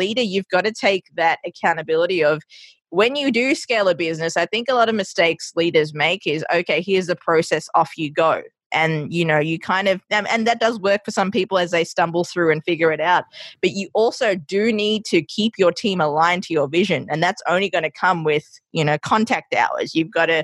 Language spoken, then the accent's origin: English; Australia; also born or lived in Sri Lanka; now in New York City, United States; growing up in Australia and having that background of Sri Lankan